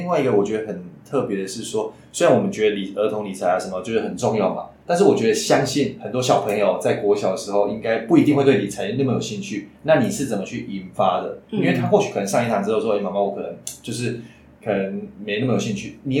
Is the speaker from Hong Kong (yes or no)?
no; central Taiwan, Taiwan; 我是中，我是中部人，所以台中也有。